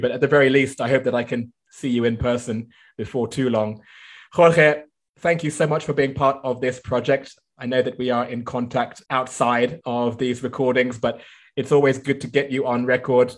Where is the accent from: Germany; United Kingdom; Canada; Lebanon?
United Kingdom; London; moved away as an adult; now in China; My hometown is not far from that in northwest London.